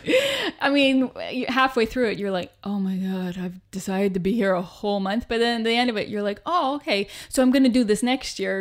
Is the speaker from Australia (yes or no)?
no; Canada; moved away as an adult; also born or lived in Vancouver / Toronto; now in United Kingdom; being Canadian